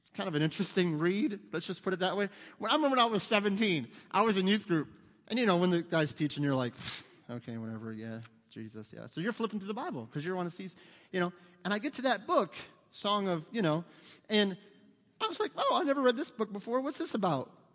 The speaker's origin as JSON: {"language": "English", "country": "United States", "said": "we're Americans"}